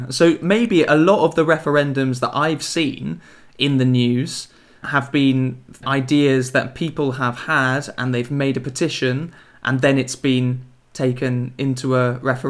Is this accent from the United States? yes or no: no; England, United Kingdom; I'm from England.